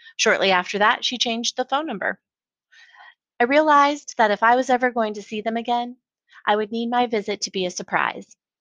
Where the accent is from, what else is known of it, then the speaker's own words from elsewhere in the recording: Colorado Springs, Colorado, United States; moved away as an adult; now in Austin, United States; growing up in Colorado Springs